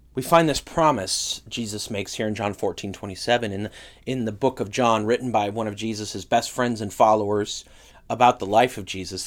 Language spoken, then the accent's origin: English; California, United States; moved away; where I grew up in California